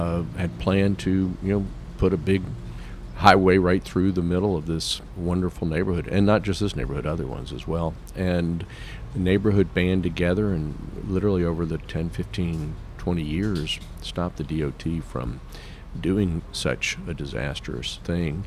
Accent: Atlanta, Georgia, United States; also born or lived in New York; I was born in New York, but I was raised in Atlanta. I'm really more of an Atlantan than a Georgian. I've been here since 1960

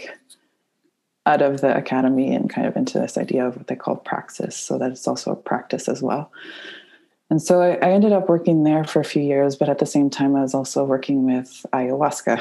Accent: Nova Scotia, Canada; I grew up in Nova Scotia in a small island

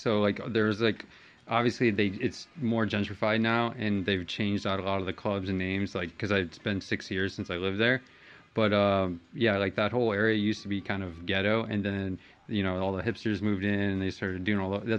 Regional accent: Cleveland, Ohio, United States; moved away as an adult; also born or lived in Miami, Florida; I'm originally from Cleveland. I moved to Miami when I was 21

